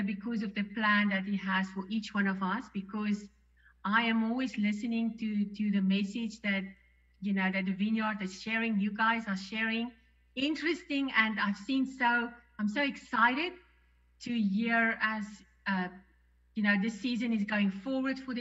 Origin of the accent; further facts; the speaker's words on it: South Africa; moved away as an adult; we are missionaries from South Africa